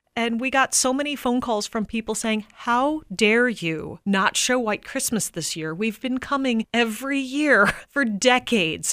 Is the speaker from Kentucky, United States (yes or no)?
no; St. Louis, Missouri, United States; now in Tampa, United States; I grew up in Saint Louis